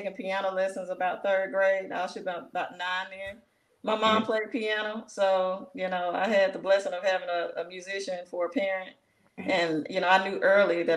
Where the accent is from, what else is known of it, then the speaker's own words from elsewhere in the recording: Jackson, Mississippi, United States; I'm from Jackson, born and raised. Went to Callaway High School